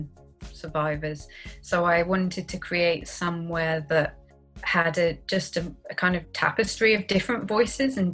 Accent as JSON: {"language": "English", "town": "Cambridge", "region": "East of England", "country": "United Kingdom", "tie": "born or raised there", "said": "I'm from Cambridge in the UK, obviously, and I'm an only child, so I think I probably got a lot more attention than other children might do. Yeah, I grew up in Cambridge"}